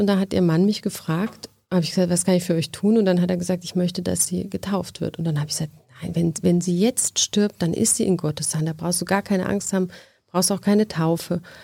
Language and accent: German; near Heidelberg, Baden-Württemberg, Germany; Aus der Nähe von Heidelberg